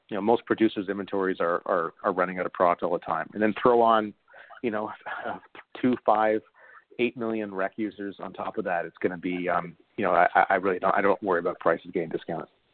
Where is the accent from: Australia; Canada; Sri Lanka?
Canada; as a Canadian